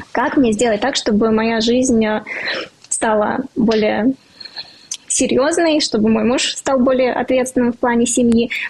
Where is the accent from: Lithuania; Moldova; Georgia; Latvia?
Latvia; Riga; now in Moscow, Russia; Я из Риги, из Латвии. Четыре года я уже живу в Москве.